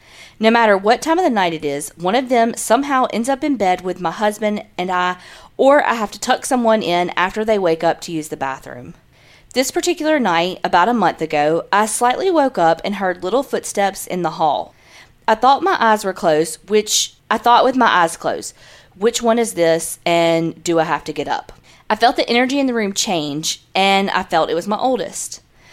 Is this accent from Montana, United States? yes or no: no; Arizona, United States; now in California, United States; I'm originally from Arizona, but now I live in California.